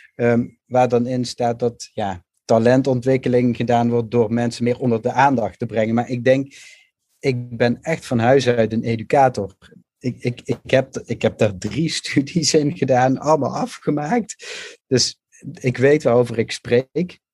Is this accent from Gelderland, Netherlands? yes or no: no; Limburg, Netherlands; moved away; ik ben zelf een Limburgse jongen, ben ook naar de stad gegaan